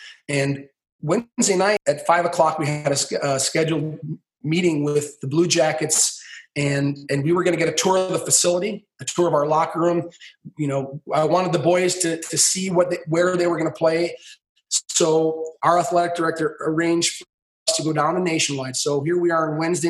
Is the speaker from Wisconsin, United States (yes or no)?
yes; Stevens Point, Wisconsin, United States; moved away; I grew up in Stevens Point, Wisconsin